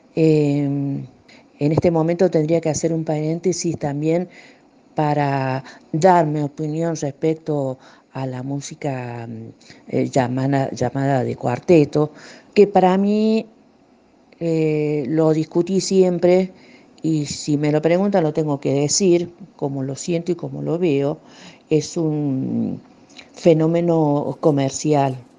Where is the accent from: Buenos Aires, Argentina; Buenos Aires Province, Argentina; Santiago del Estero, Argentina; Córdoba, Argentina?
Córdoba, Argentina; muy chiquita ya nos, nos, instalamos acá en Córdoba eh, en la casa de mis otros abuelos, allá en Cruz del Eje